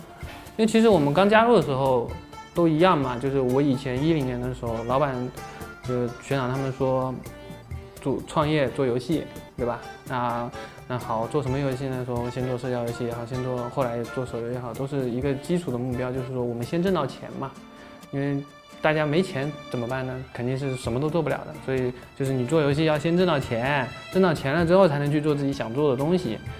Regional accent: Jinhua, Zhejiang, China; now in Hangzhou, China; 呃，浙江金华。

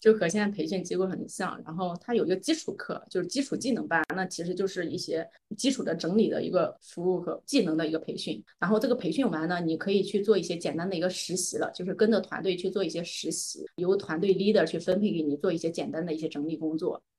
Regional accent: Anhui, China; moved away as an adult; now in Shanghai, China; 在我上大学之前呢，我其实一直是在安徽生活和长大的

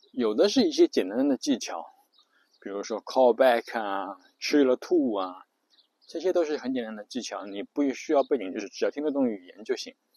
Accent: China; 比如我们中国人就会觉得中文是世界上最美的语言

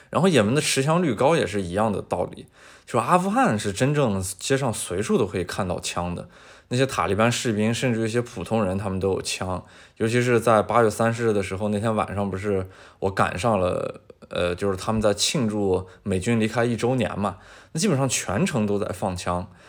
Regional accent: China; now in United Arab Emirates; 对我们中国人的管控也越来越严

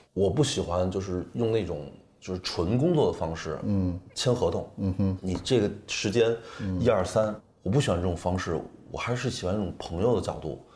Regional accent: Beijing, China; accent: Beijing accent (in English); also born or lived in London; 我之前在伦敦生活和工作嘛，然后语言就还可以吧，因为我，我没有伦敦腔，我还是北，嗯。北京腔

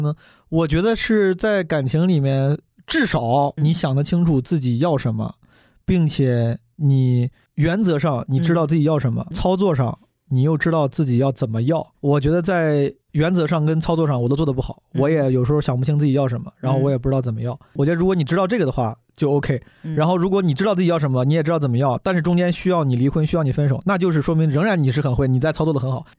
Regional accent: Zhengzhou, Henan, China; also born or lived in New York / Shanghai; now in Beijing, China; 我们郑州老家也有这样的人，

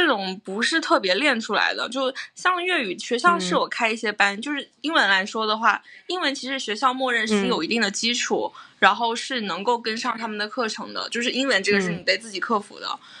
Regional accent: Fujian, China; moved away as an adult; now in Hong Kong; 我是从我和小雨都是从福建来的嘛，就是像厦门。或者福州

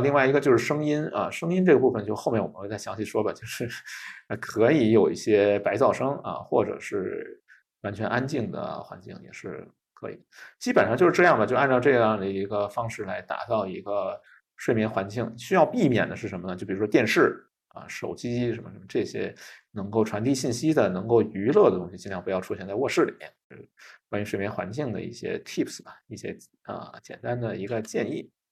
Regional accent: China; 我们中国人的习惯

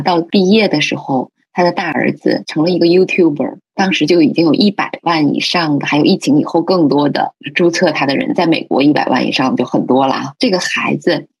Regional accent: China; 我们中国人，现代的中国人

